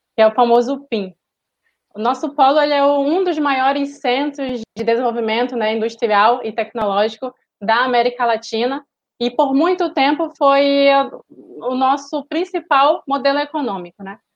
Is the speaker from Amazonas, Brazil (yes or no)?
yes; Amazonas, Brazil; eu moro no Amazonas, né? sou amazonense também